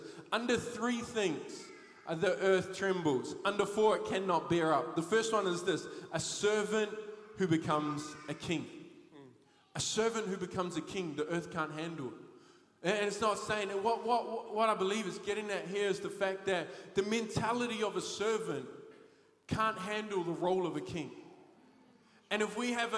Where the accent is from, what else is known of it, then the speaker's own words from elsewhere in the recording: Thames, Waikato, New Zealand; I grew up in Thames